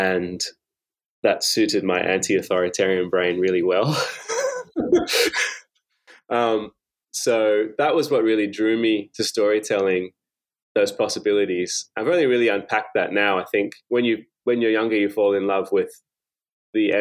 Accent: Sydney, New South Wales, Australia; the kind of version of Australia that I was living in, which was mostly in growing up in Sydney's western suburbs

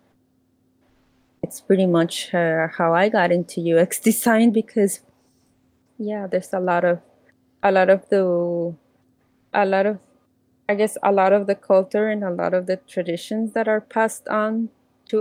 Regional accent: Mexico; even though I am from Mexico

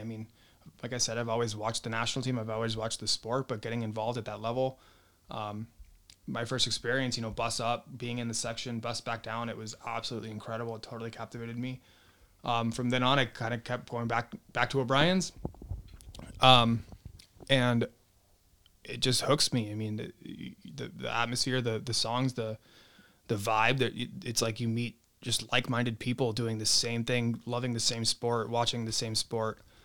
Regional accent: North County, California, United States; born and raised in North County

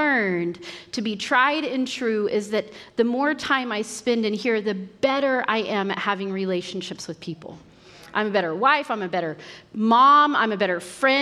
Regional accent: Western Oklahoma, United States; I grew up in Western Oklahoma.

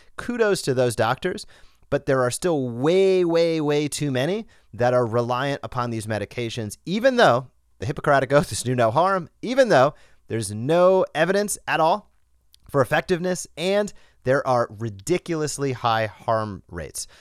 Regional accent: Rhode Island, United States; moved away as an adult; I grew up in Rhode Island, zero to eighteen years old.

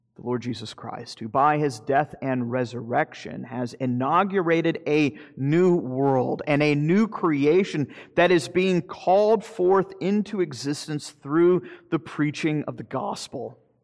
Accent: Florida, United States; I'm from Florida. I'm a fifth generation Floridian

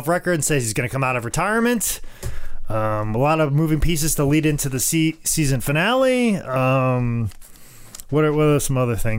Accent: Iowa, United States; because of my geographic location growing up, now I love my home state of Iowa with every bit of my soul that I could love an actual state.

